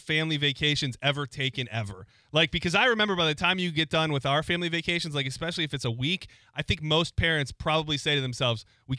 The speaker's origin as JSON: {"language": "English", "town": "Detroit", "region": "Michigan", "country": "United States", "tie": "born or raised there", "moved": "yes", "said": "I'm from Detroit and I grew up watching the Red Wings"}